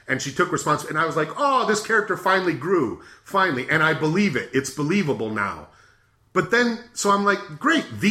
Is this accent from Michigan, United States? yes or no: no; Arizona, United States; now in California, United States; I grew up in Arizona